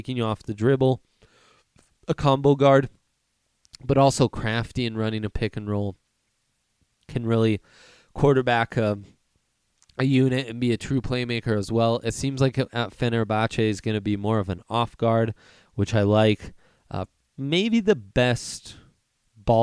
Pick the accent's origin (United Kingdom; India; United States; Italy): Italy; moved away; I was raised in Italy and am fluent in Italian